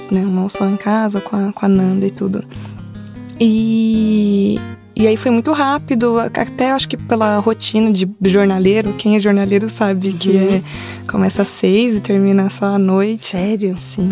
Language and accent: Portuguese; ABC Paulista, São Paulo, Brazil; meus pais sempre tiveram um negócio próprio, uma banca de jornal em São Paulo. Nós somos do ABC